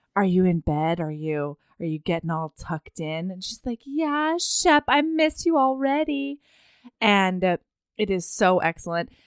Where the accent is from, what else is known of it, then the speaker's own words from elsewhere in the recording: Oregon, United States; my house growing up in Oregon